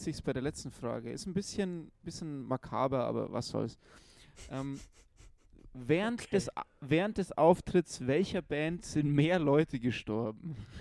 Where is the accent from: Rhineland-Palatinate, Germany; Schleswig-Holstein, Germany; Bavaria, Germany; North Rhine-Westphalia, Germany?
Bavaria, Germany; Munich; ich war als Bayer, der halt als Müncher schon ein bisschen gewöhnt ist an höhere Bierpreise